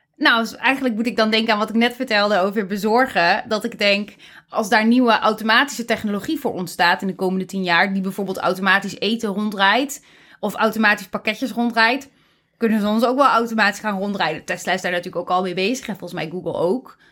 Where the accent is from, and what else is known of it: Netherlands